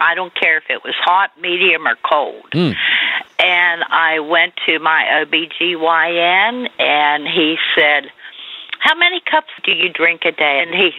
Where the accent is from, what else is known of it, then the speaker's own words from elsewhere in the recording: West Virginia, United States; now in Albany, United States; It is. I have listened since I moved down here from West Virginia.